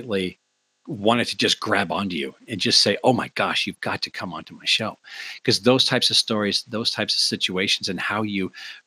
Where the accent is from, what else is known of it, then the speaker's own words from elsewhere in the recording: Olympia, Washington, United States; Capitol High School.